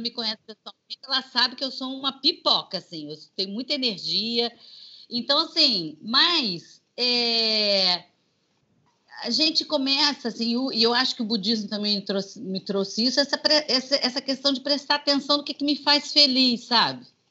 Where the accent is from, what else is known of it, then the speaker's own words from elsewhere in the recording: Juiz de Fora, Minas Gerais, Brazil; now in Rio de Janeiro, Brazil; eu nasci aqui no Rio, mas com cinco anos meus pais voltaram para Juiz de Fora e eu fui criada lá